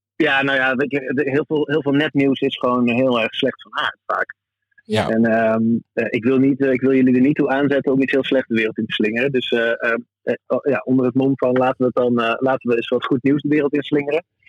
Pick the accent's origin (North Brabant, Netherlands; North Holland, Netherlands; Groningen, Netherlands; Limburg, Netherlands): Groningen, Netherlands; zijn wij Groningers